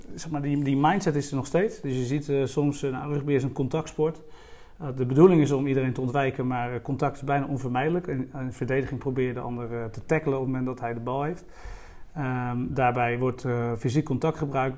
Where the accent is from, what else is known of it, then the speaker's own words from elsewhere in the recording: Strijen, South Holland, Netherlands; ik ben opgegroeid in de Hoekse Waard. Dat, eh, dat ligt net onder de rook van Rotterdam, een eiland eh, van Zuid-Holland.